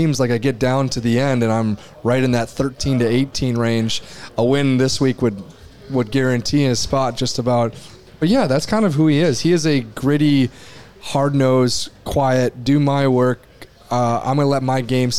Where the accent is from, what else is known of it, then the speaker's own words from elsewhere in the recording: United States; as an American golfer